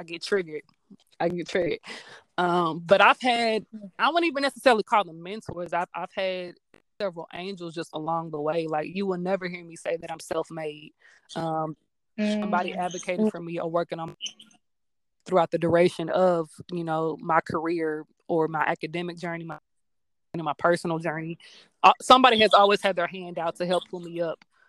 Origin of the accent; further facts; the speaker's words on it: Hazelwood, Missouri, United States; So I was born in Hazelwood and grew up in Hazelwood